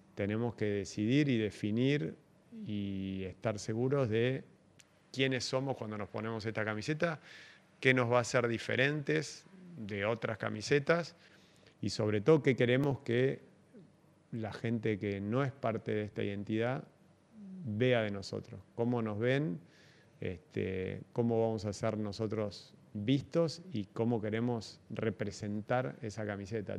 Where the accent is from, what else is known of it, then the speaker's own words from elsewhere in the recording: Argentina; soy argentino, nací acá